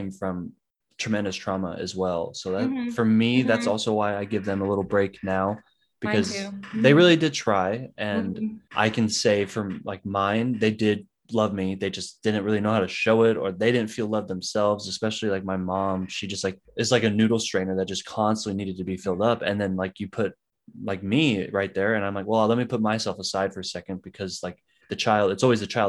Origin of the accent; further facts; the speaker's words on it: San Diego, California, United States; I also grew up in San Diego, California.